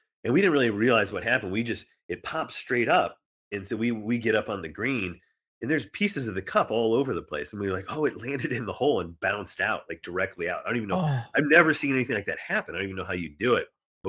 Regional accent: Indiana, United States; And I grew up in Indiana. It doesn't get particularly windy all the time

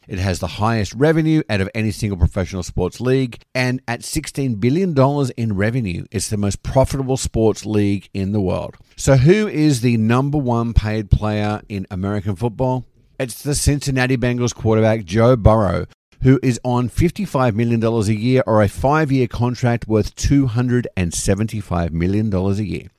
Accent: Sydney, New South Wales, Australia; now in United States; having been a regular going to Sydney Swans games when I lived back home

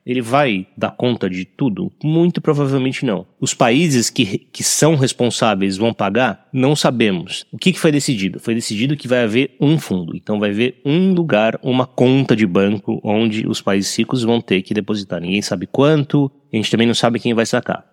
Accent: Brazil; como brasileiro

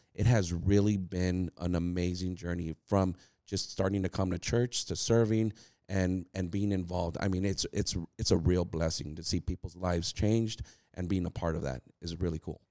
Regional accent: California, United States; moved away as an adult; now in Texas, United States; we're originally from California. Uh, we migrated over to Texas, uh, right after the pandemic hit.

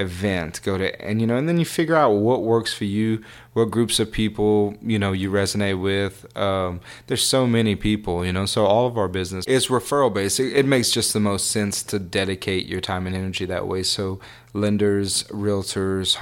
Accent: Church Point, Louisiana, United States; I'm from Churchport, Louisiana

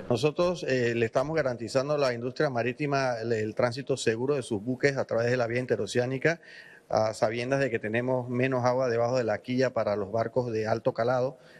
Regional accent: Panama; como panameños

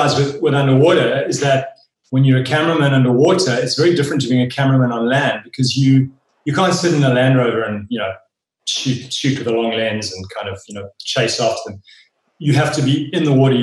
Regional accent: Wild Coast, Eastern Cape, South Africa; We spent a lot of time as young kids growing up on the Wild Coast, which is the Eastern Cape of South Africa, just beautiful, rugged coastline.

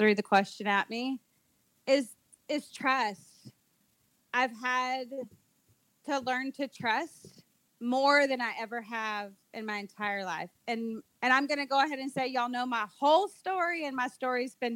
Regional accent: United States; moved away as an adult; now in Dominican Republic; here in the DR, as an American missionary

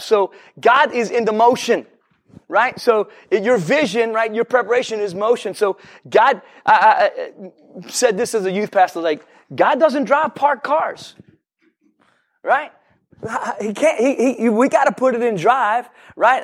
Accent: New Orleans, Louisiana, United States; I'm from New Orleans

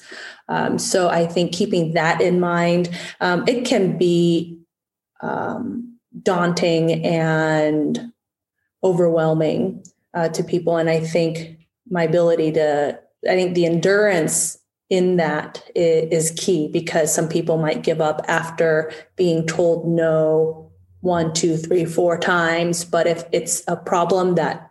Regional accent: United States; my parents are refugees from Vietnam after the Vietnam War, and coming to America

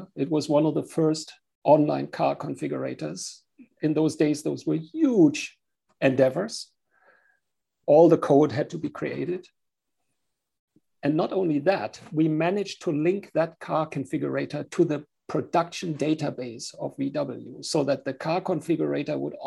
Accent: Germany; accent: German; English is a second language; I'm from Germany, as you can hear with my accent.

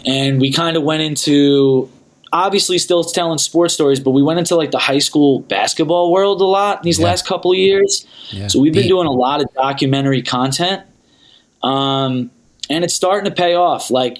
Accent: New York, United States; also born or lived in Pennsylvania / New Jersey; now in Los Angeles, United States; I'm originally from New York. I lived in PA. I lived in Jersey. I lived all over the East Coast, but I've lived in LA for the last almost 5 years now.

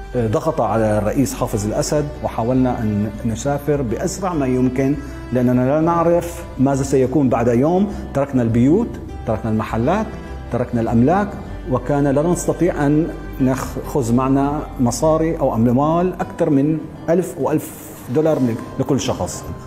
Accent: Damascus, Damascus Governorate, Syria; moved away; أنا من مواليد دمشق 1967 ولدت في حارة اليهود

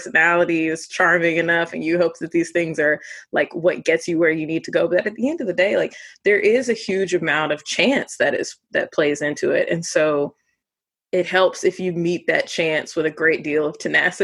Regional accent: Midwest, United States; I'm from the Midwest

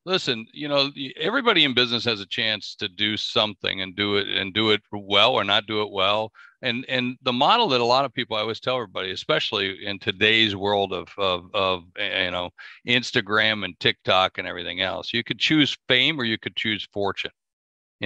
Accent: South Dakota, United States; also born or lived in New York / Miami; I'm from South Dakota. That's what I always tell everybody. I'm just a guy from South Dakota

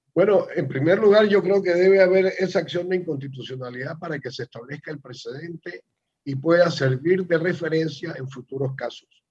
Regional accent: Panama; somos precisamente los panameños

